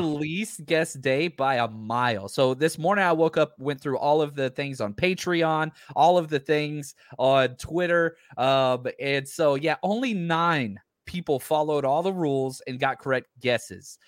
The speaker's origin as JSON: {"language": "English", "region": "Texas", "country": "United States", "said": "I'm from Texa-, Texas"}